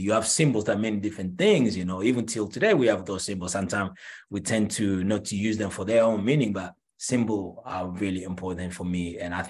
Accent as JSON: {"language": "English", "country": "Angola", "also_born_or_lived": "Paris, France / New York, United States", "moved": "yes", "said": "I am originally from Angola."}